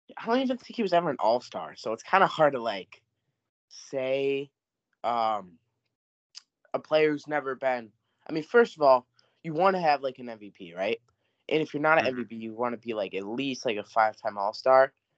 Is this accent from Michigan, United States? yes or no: yes; Michigan, United States; we're from Michigan